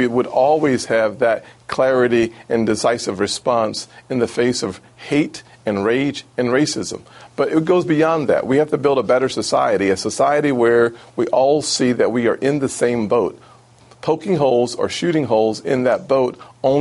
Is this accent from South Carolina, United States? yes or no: yes; Charleston, South Carolina, United States; In South Carolina, here in Charleston, my hometown